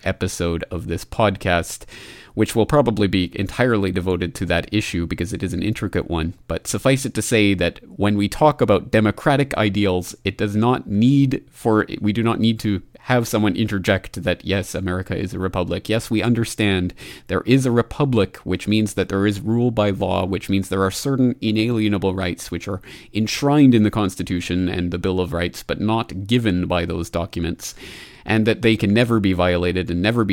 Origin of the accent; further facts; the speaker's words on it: Canada; my home country of Canada